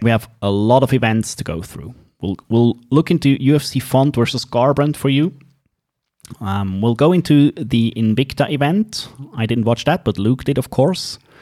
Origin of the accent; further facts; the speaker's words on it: Switzerland; accent: Swiss; English is a second language; It is in English and Swiss English, as you might have heard, so you have to bear with my accent.